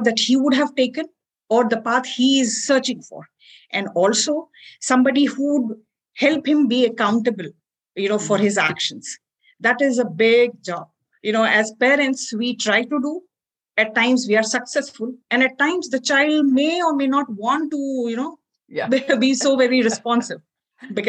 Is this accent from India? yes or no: yes; India; as Indian parents